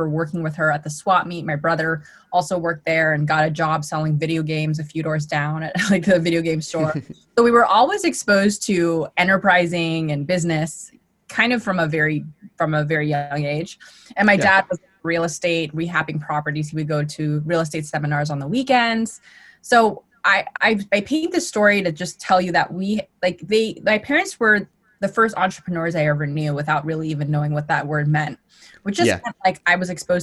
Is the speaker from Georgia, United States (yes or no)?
no; Los Angeles, California, United States; I actually grew up in Los Angeles, California